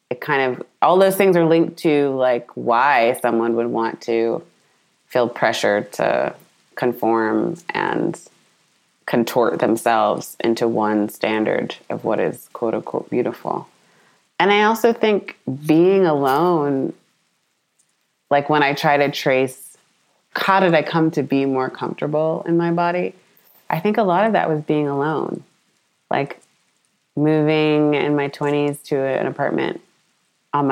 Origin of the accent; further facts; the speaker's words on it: United States; my family and cousins in Ghana, and then me being American